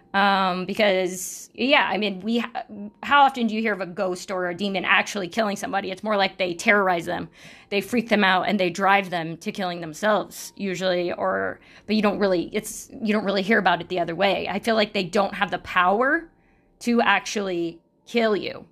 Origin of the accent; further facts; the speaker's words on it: Sacramento, California, United States; I grew up in California and, uh, in Sacramento